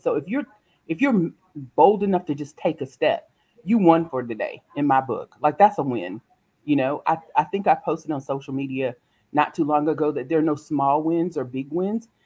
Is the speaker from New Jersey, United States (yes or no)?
no; South Carolina, United States; I am actually born and raised in South Carolina